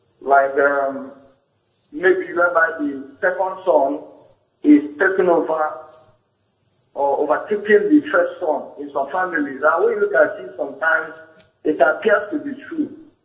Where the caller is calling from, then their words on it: Ondo, Nigeria; I'm calling from Ondo State.